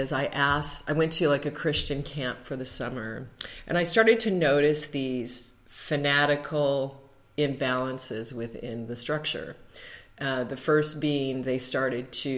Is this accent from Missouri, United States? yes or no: no; Alaska, United States; also born or lived in Colorado; I was raised in Alaska